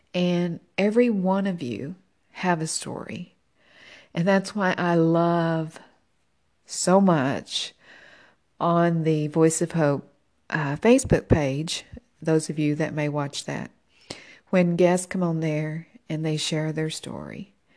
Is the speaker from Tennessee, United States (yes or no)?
yes; Tennessee, United States; moved away as an adult; I'm originally from Tennessee.